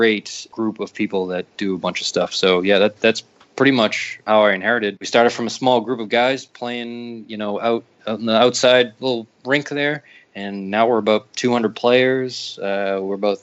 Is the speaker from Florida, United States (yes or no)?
no; Lowell, Massachusetts, United States; moved away as an adult; now in Raleigh, United States; I'm from Lowell, Massachusetts